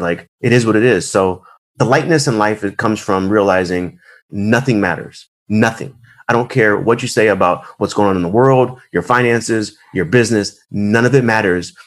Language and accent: English; Arizona, United States; I was born in Arizona I'm one of the few that's in Arizona